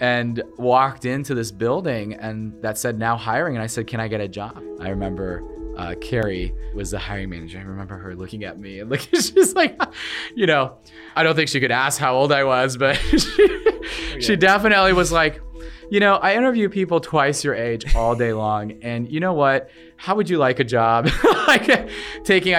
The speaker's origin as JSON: {"language": "English", "town": "Norfolk", "region": "Nebraska", "country": "United States", "tie": "born or raised there", "said": "I was born in Norfolk, Nebraska, so I'm Nebraska through and through"}